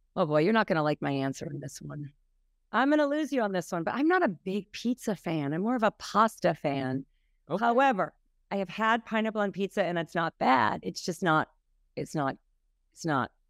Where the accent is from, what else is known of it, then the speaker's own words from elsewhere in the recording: Minnesota, United States; now in New York, United States; I'm from Minnesota.